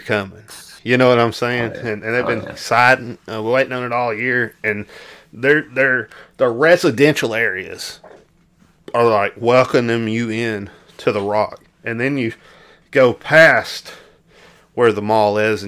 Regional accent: Arkansas, United States; growing up in Arkansas

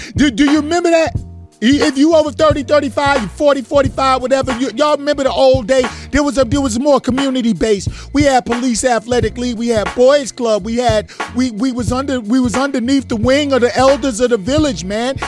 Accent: New York City, New York, United States; moved away; I'm from Brooklyn. I'm from Brooklyn, man. From Brooklyn, New York

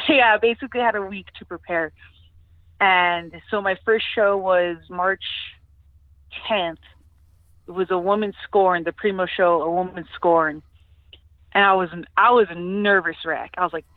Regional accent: California, United States; moved away as an adult; now in Albuquerque, United States; I'm originally from California, and I moved to Albuquerque for school

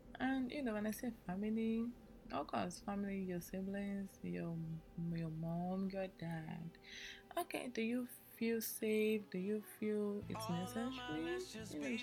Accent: Nigeria; I'm an Nigerian, okay? My parents are Nigerian

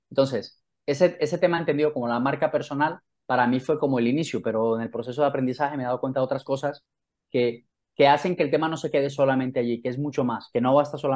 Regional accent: Santa Marta, Magdalena, Colombia; moved away as an adult; also born or lived in Manizales / London; now in Spain; vivo en España y en el año 2010 me fui de Colombia porque quería reinventarme a nivel profesional. Yo soy de Santa Marta

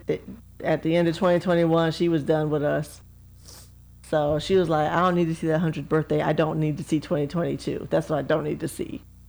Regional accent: Cleveland, Ohio, United States; I'm from Cleveland.

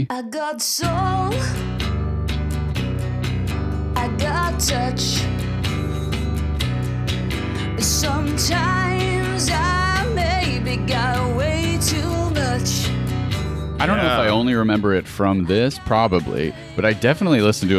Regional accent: Buffalo, New York, United States; my hometown

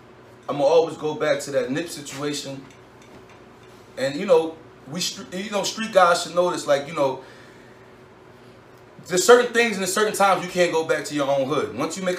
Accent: Philadelphia, Pennsylvania, United States; I'm from West, and I'm from Feltonville.

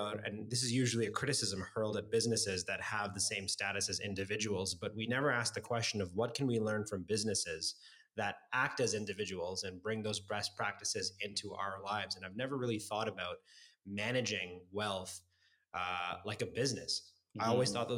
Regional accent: Toronto, Ontario, Canada; growing up in Scarborough

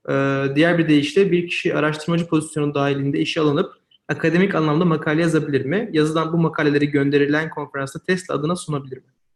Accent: Eskişehir, Turkey; Ben de Eskişehirliyim

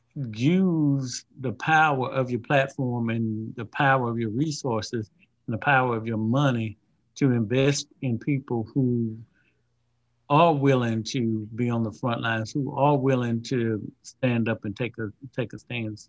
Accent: Louisiana, United States; being from Louisiana

